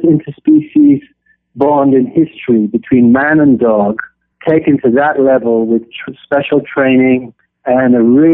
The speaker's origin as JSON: {"language": "English", "country": "Kenya", "tie": "born or raised there", "said": "I grew up in Kenya and East Africa on a wildlife sanctuary"}